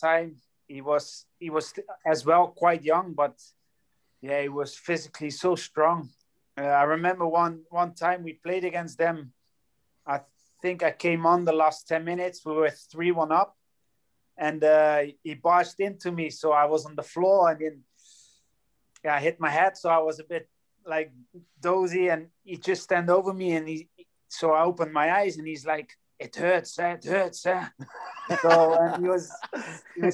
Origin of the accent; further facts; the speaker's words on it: Rotterdam, South Holland, Netherlands; moved away as an adult; also born or lived in Wales / Scotland / England; my old team and my hometown